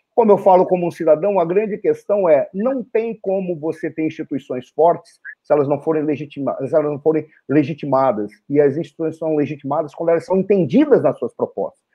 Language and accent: Portuguese; Brazil; somos brasileiros